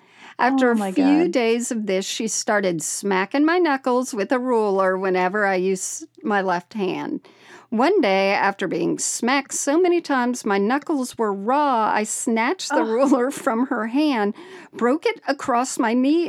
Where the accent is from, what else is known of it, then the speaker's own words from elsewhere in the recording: Indiana, United States; I grew up Catholic in Northeast Indiana and went to Catholic school for 12 years in the 60s and 70s.